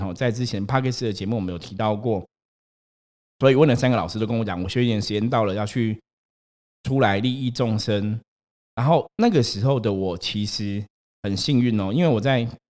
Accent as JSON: {"language": "Chinese", "region": "Taipei", "country": "Taiwan", "tie": "born or raised there", "said": "我小时候啊，因为我们家住士林，所以我们也会去逛那种士林夜市"}